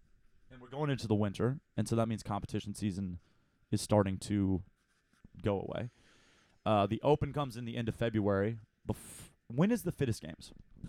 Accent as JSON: {"language": "English", "town": "Ottawa", "region": "Ontario", "country": "Canada", "tie": "born or raised there", "said": "Growing up in Ottawa, you just come out there and you just fight dudes."}